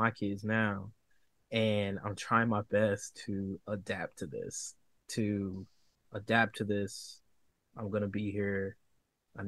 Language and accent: English; the Carolinas, United States; I'm from the Carolinas